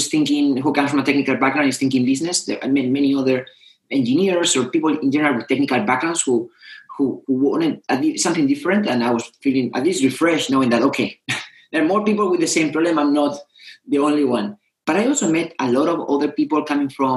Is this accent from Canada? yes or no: no; Spain; moved away; also born or lived in Madrid; I come from Spain.